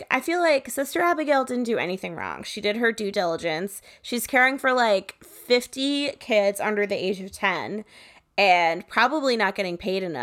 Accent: Connecticut, United States; I grew up in Connecticut disgusting.

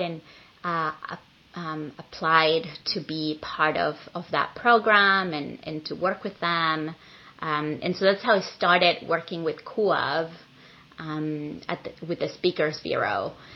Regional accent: Venezuela; moved away as an adult; now in San Francisco, United States; I am an immigrant from Venezuela who's been living in San Francisco for the past 19 years.

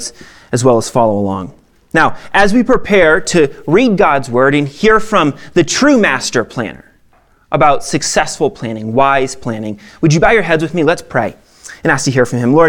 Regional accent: Maine, United States; now in Lone Tree, Colorado, United States; I'm from Maine, okay? I grew up in a town of 9,000

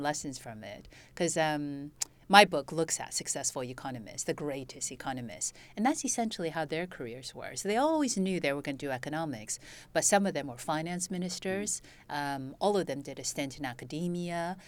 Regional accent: United States; also born or lived in China (family origin); now in United Kingdom; So I'm basically American, but I came to Britain years ago

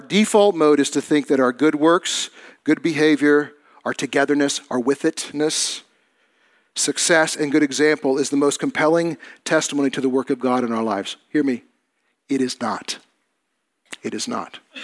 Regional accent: United States; As Christians, as American Christians

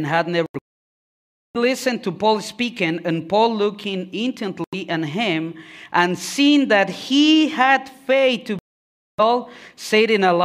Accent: Mexico City, Mexico; moved away; I'm from Mexico. Okay, I'm from Mexico City.

